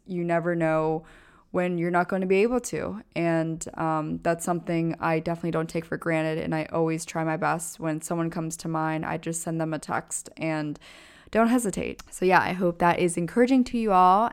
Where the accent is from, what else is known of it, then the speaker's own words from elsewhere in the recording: East Coast, United States; now in New York City, United States; I grew up on the East Coast